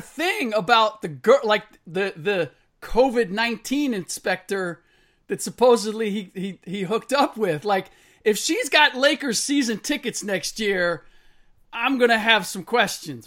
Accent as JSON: {"language": "English", "town": "Cincinnati", "region": "Ohio", "country": "United States", "said": "I'm from the Natty"}